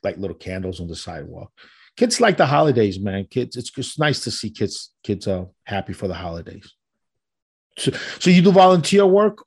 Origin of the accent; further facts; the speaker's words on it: Colombia; moved away; where I'm from and, and where I was born in Colombia